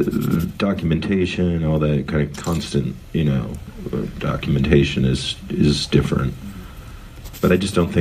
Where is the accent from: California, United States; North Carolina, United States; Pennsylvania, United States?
California, United States; Berkeley; I'm the original East Bay because I was born in Berkeley